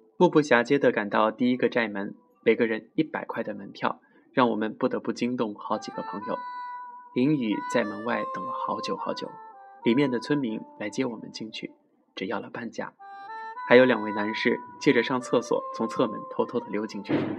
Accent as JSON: {"language": "Chinese", "region": "Guizhou", "country": "China", "tie": "born or raised there", "said": "作为一个土生土长的贵州山里娃"}